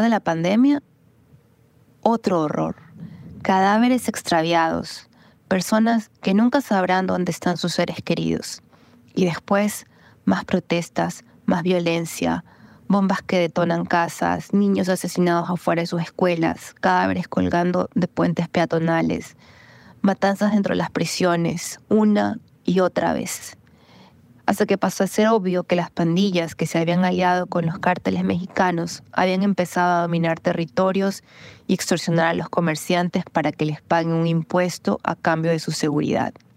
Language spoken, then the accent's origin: Spanish; Guayaquil, Guayas, Ecuador; now in United States; nacida en Guayaquil y soy periodista y traductora